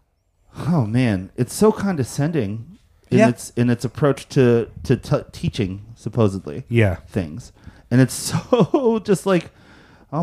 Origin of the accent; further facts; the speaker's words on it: Cherry Hill, New Jersey, United States; I grew up in Cherry Hill, New Jersey.